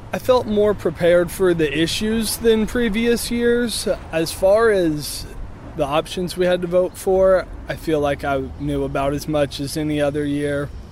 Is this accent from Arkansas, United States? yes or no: yes; Springdale, Arkansas, United States; now in Fayetteville, United States; I'm from Springdale, currently live in Fayetteville.